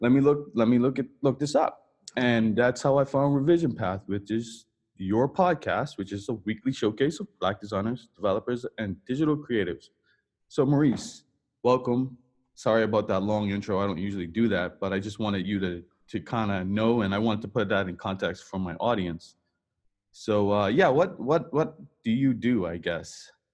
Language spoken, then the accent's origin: English; Bermuda; moved away; I'm from Bermuda